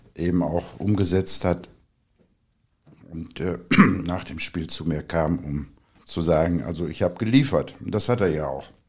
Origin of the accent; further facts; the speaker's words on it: Oberhausen, North Rhine-Westphalia, Germany; moved away as an adult; also born or lived in Duisburg; now in Sauerland, Germany; Ich bin gebürtiger Oberhausener, äh, bin hier groß geworden